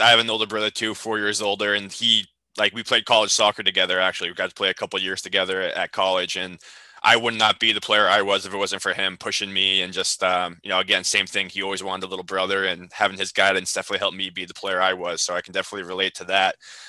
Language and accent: English; Sandwich, Massachusetts, United States; I grew up in Sandwich, so the Cape League was a big part of my life